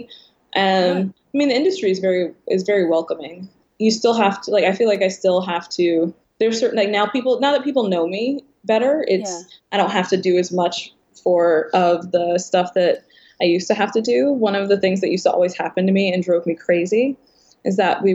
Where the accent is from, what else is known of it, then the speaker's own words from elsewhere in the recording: Baltimore, Maryland, United States; we're from Baltimore